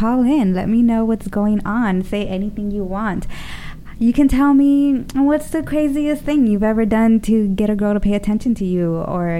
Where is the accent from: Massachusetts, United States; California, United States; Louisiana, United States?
California, United States; Los Angeles; accent: East LA; I'm from Los Angeles. So I have a little bit of, you know, an East LA, Southern kind of thing going on